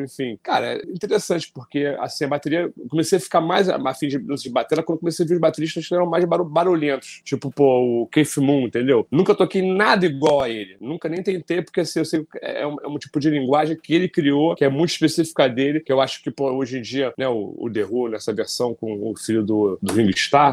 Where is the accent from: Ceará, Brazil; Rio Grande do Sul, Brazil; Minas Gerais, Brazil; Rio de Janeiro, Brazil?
Rio de Janeiro, Brazil; Eu morava no Rio de Janeiro, nasci no Rio